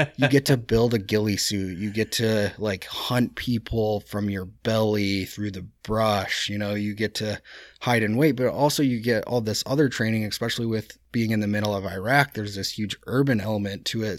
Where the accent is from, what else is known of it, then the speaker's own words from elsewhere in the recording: United States; I, as an American